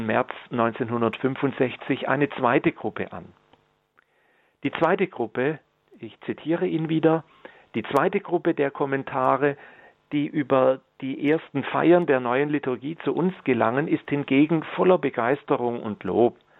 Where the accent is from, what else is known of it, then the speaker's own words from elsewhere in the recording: Germany; bei uns in Deutschland oder im deutschen Sprachraum